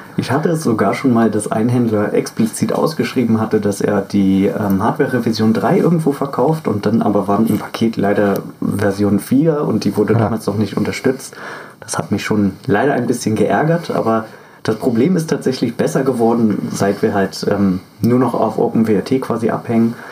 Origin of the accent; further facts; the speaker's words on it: Berlin, Germany; moved away; also born or lived in Fürstenwalde; ich komme ja ursprünglich zwar aus Berlin